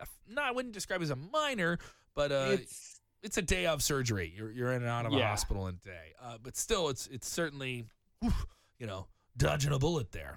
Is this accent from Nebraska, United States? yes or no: no; Chicago, Illinois, United States; I'm from Chicago